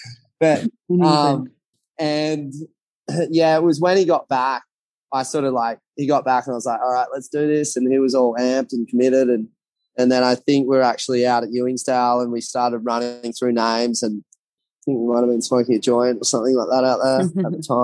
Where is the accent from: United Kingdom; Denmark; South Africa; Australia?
Australia; Byron Bay, New South Wales; we were sort of surfers growing up in Byron.